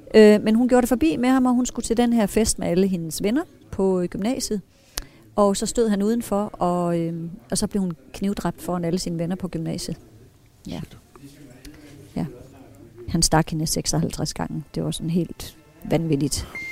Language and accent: Danish; Brovst, North Denmark Region, Denmark; Jeg er født i Brost